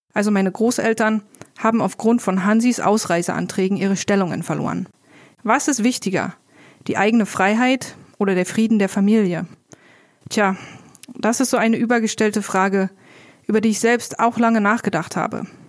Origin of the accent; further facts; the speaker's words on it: East Germany, Germany; Schließlich bin ich doch selber im Osten geboren und habe meine Kindheit dort verbracht.